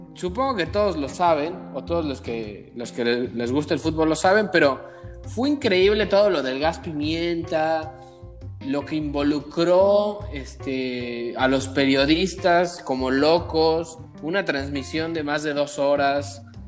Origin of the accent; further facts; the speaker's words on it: Mexico; como mexicanos